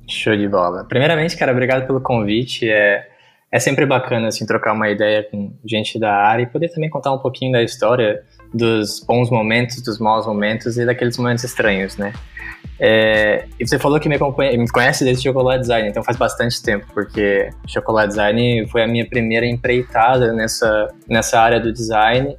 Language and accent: Portuguese; a town neighbouring Criciúma, southern Santa Catarina, Brazil; eu sou natural de Saara, que é uma vizinha de Criciúma, que é onde eu moro hoje, né? Aqui no sul de Santa Catarina